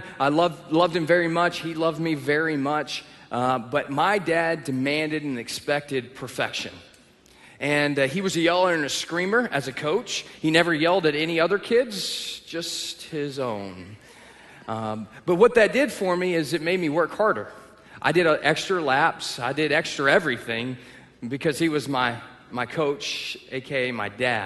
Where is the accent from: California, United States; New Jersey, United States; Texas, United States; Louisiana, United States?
Texas, United States; moved away; I'm from the South. I grew up in Texas